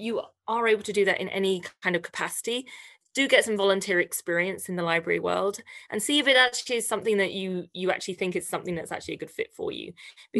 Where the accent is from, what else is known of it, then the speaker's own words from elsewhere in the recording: Canada; we are celebrating Canadian authors, illustrators, and storytellers right across our amazing country.